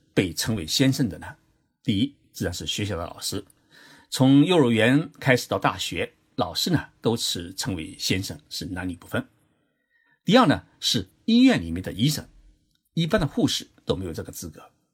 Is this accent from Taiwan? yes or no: no; China; now in Japan; 我们中国人